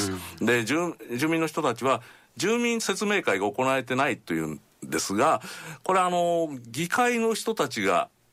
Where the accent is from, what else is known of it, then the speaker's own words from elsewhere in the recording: Toyooka, Hyogo, Japan; 僕の ふるさとというのは兵庫県の豊岡市というところでして日本海側の町なんです